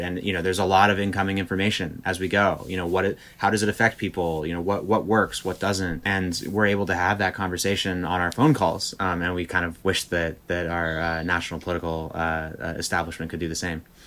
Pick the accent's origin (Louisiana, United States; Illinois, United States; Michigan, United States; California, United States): California, United States; Berkeley; I grew up in Berkeley, not that far from uh, where the Black Panthers were founded